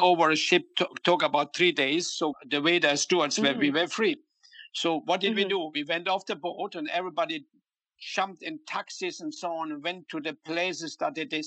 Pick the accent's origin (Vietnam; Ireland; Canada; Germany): Germany; moved away as an adult; also born or lived in London, United Kingdom / Paris, France; now in United States; I came from Germany